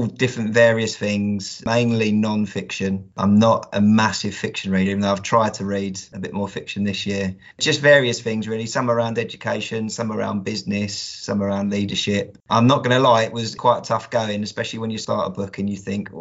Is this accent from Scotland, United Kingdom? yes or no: no; Kent, South East England, United Kingdom; moved away as an adult; now in Yorkshire, United Kingdom; I'm not a native Yorkshireman. I'm actually from Kent, but I moved to Yorkshire about 3 years ago